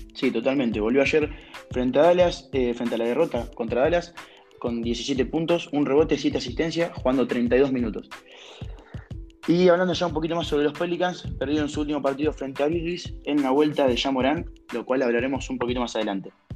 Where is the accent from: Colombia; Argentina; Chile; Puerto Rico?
Argentina; siendo argentino, siendo un jugador de acá, nacido en nuestro país